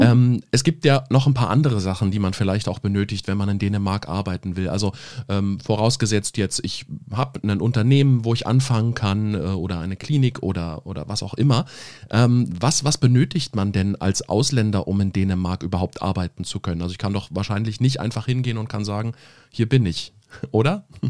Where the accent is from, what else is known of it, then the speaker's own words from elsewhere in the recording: Germany; hier bei uns in Deutschland